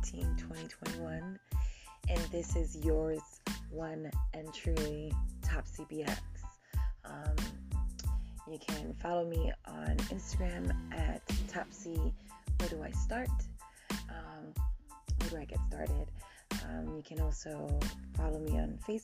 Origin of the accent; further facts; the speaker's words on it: New York City, New York, United States; Born and raised in the Bronx.